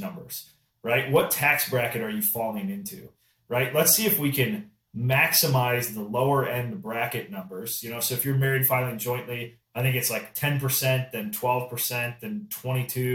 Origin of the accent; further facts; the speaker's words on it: Midwest, United States; I'm from the Midwest, so farming is a big piece out here.